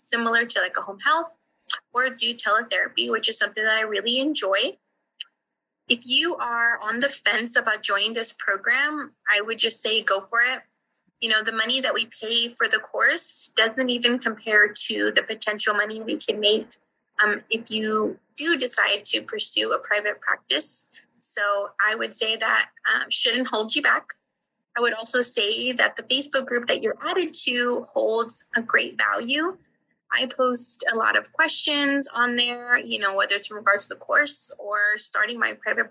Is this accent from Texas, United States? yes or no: yes; San Antonio, Texas, United States; I'm from San Antonio, Texas